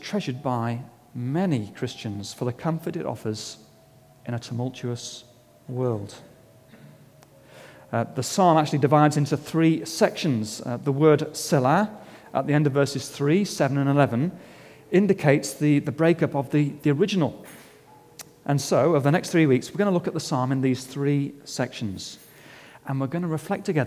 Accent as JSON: {"language": "English", "region": "England", "country": "United Kingdom", "said": "As an Englishman"}